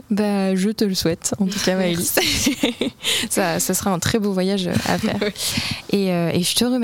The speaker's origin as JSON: {"language": "French", "region": "Normandy", "country": "France", "tie": "born or raised there", "said": "je suis originaire de Normandie, j'ai vécu en Normandie toute ma vie."}